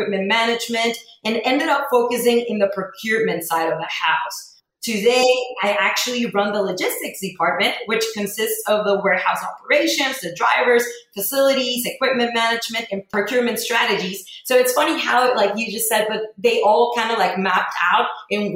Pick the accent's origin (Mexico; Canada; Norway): Mexico; moved away as an adult; also born or lived in El Paso, Texas; now in Houston, United States; I was born and raised in Mexico. I moved to El Paso to go to the University of Texas at El Paso